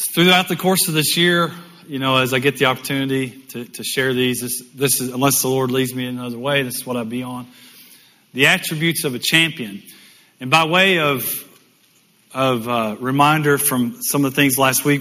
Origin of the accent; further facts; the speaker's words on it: United States; also born or lived in Michigan; me coming as an American